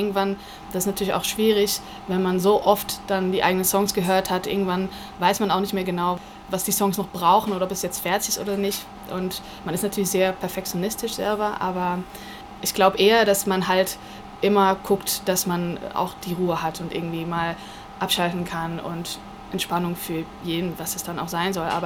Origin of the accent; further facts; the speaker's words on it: Netherlands; German is a second language; also born or lived in Wuppertal, Germany; Also ich wohne in Utrecht, in Holland. Ich bin Holländerin